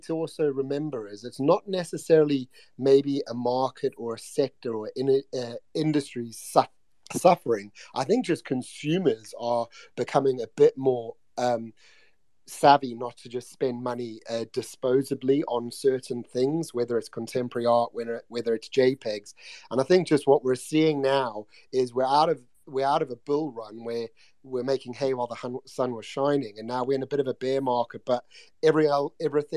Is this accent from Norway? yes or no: no; United Kingdom; I was being British